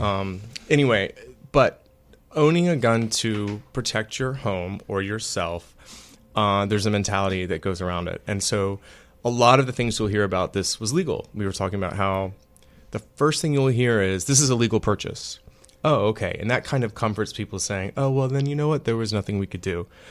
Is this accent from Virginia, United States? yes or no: yes; Virginia Beach, Virginia, United States; moved away; Virginia Beach, which is actually my hometown